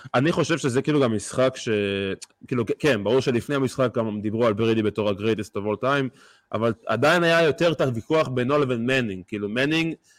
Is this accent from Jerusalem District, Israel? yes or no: yes; Beit Shemesh, Jerusalem District, Israel; בבית שמש, איפה שגדלתי